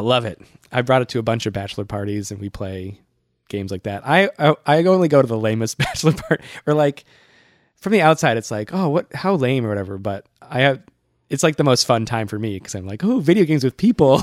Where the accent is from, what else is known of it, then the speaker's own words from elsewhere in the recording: Worcester, Massachusetts, United States; now in New York, United States; I went home to my hometown, Worcester